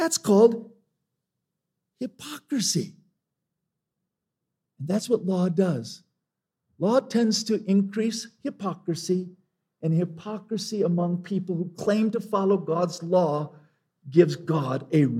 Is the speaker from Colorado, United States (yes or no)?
yes; Longmont, Colorado, United States; I was in my hometown of Longmont some years ago